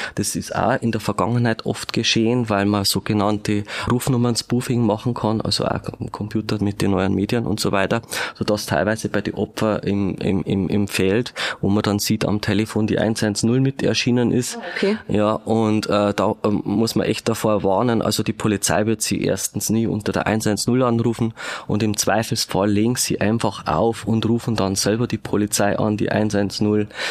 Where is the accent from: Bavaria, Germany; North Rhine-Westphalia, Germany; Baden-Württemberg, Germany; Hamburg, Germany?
Bavaria, Germany; Regensburg; moved away; ich bin in Ringsburg geboren, habe zwar dann eine Zeit lang nicht mehr in Regensburg gewohnt